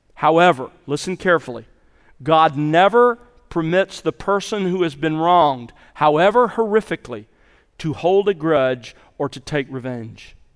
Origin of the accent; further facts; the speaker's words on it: Mobile, Alabama, United States; as a boy growing up in the South, in s, in Mobile, Alabama, in the sixties